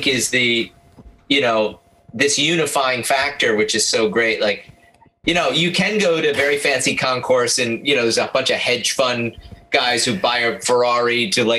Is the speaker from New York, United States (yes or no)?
yes; Binghamton, New York, United States; what it meant to a guy like me growing up in Binghamton